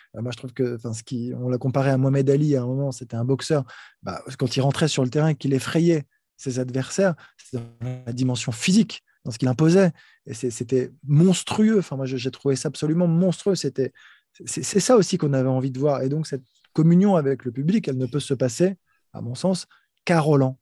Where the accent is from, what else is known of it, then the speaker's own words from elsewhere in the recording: France; pour moi, en tant que Français